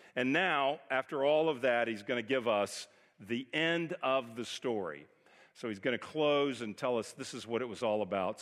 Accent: Texas, United States; moved away as an adult; also born or lived in California; we're from Texas, moved to California. We lived out there almost twenty years, and now we've come back and been here almost twenty years

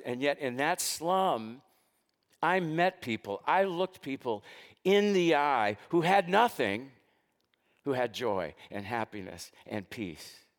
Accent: United States; I was born into this country of the United States.

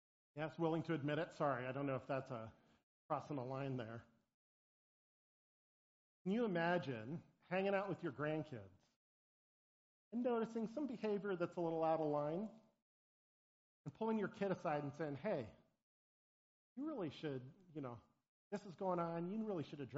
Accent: Portland, Oregon, United States; moved away; I grew up in Portland, Oregon

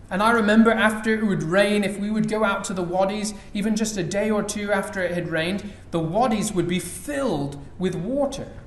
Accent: Dubai, United Arab Emirates; You know, when we were growing up in Dubai, it would maybe rain once, perhaps twice a year.

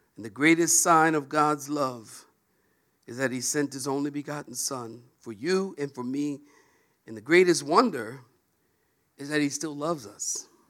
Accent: Philadelphia, Pennsylvania, United States; moved away; also born or lived in Oceanside, California; I'm from Philadelphia originally. And I am a street kid.

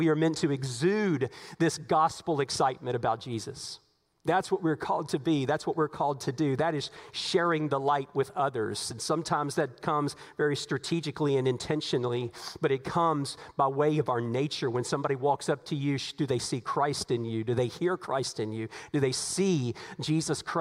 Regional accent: United States; we are American citizens

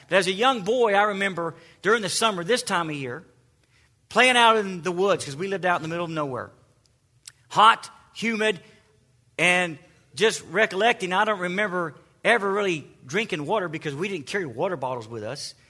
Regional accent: the South, United States; accent: southern; my southern accent

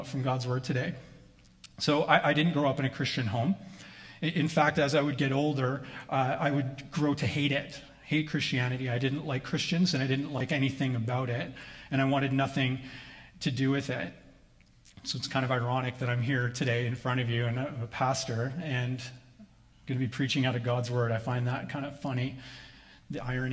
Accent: Vancouver Island, British Columbia, Canada; moved away; I grew up on Vancouver Island

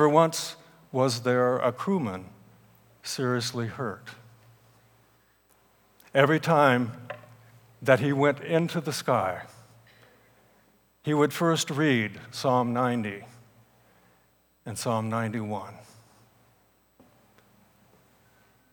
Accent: Salinas, California, United States; I grew up in Salinas, California

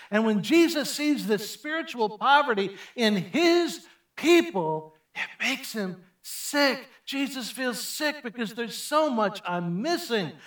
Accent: Chicago, Illinois, United States; I grew up in Chicago

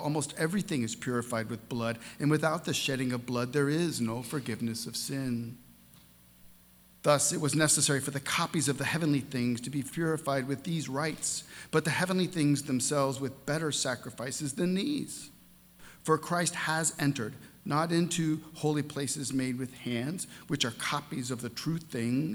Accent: St. Louis, Missouri, United States; my hometown in St. Louis, Missouri

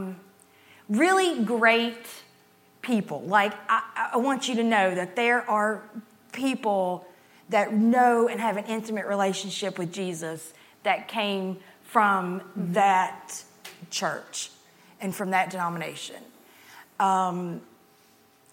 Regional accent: Grundy, Virginia, United States; now in Columbia, United States; I'm from Southwest Virginia, Grundy, Virginia

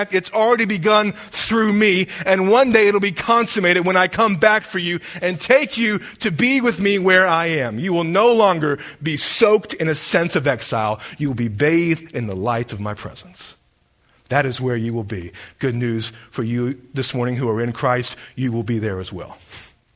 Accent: Deep South, United States; growing up in the Deep South

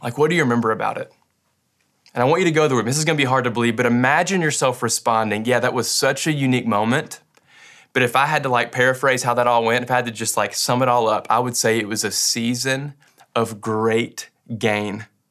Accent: Western Kentucky, United States; I grew up in Western Kentucky

